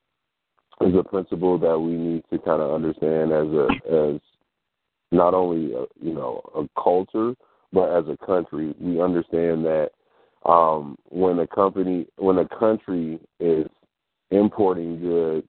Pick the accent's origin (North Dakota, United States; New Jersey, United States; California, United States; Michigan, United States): Michigan, United States; Detroit; I'm from Michigan, so growing up in Detroit, in the Detroit area